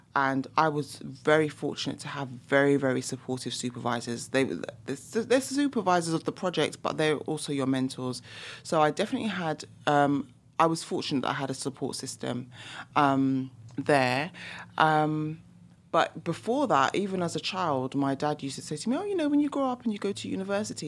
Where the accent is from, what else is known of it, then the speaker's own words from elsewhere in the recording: London, United Kingdom; you can probably hear by my accent as well, I'm from the U K, so I'm from London, England.